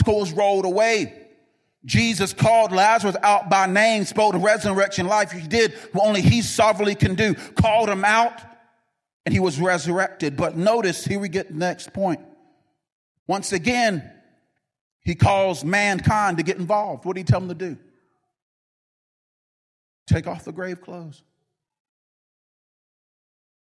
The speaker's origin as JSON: {"language": "English", "region": "North Carolina", "country": "United States", "said": "I'm from North Carolina, and we say you're holding up a front."}